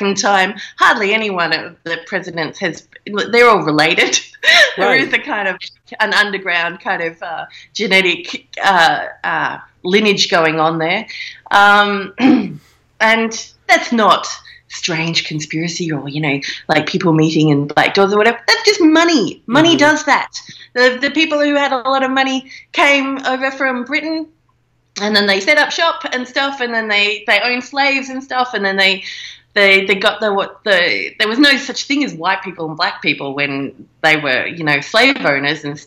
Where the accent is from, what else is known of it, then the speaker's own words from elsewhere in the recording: Australia; being an Australian, so we're a little kind of outpost of England still. We have not a republic here.